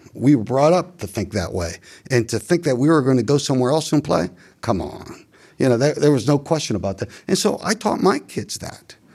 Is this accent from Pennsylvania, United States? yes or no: yes; Beaver Falls, Pennsylvania, United States; growing up in the Beaver County, in particular, Beaver Falls community